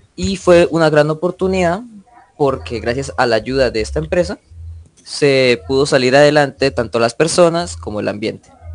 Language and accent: Spanish; Barichara, Santander, Colombia; yo soy de Barichara, un pueblito no muy lejano de aquí de Bucaramanga